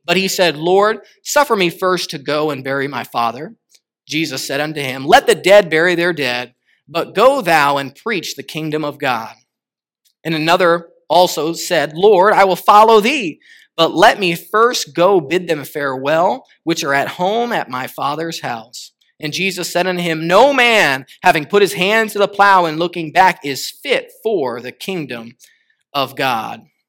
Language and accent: English; Connecticut, United States; moved away; also born or lived in Arkansas; I tell everybody I'm from Arkansas because that was about the last place I lived, and I am from Arkansas, but I, I lived much, ten years of my life, twelve years of my life in Connecticut